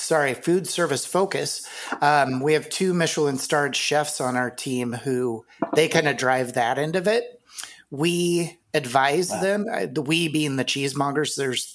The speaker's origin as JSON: {"language": "English", "region": "Iowa", "country": "United States", "tie": "born or raised there", "said": "Yep, I grew up in Iowa."}